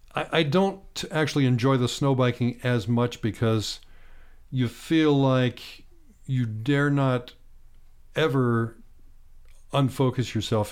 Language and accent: English; Bedford, Pennsylvania, United States; moved away as an adult; also born or lived in Clarks Summit, Pennsylvania / State College, Pennsylvania; grew up on a farm seven miles outside of Bedford, Pennsylvania, south central part of Pennsylvania.